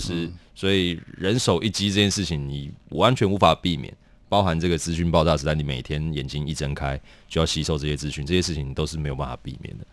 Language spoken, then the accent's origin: Chinese; Taoyuan, Taiwan; also born or lived in Kaohsiung; now in Taipei, Taiwan; 我是桃园人